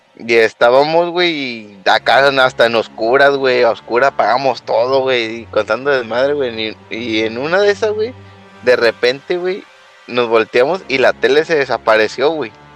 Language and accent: Spanish; Jalisco, Mexico; soy de Jalisco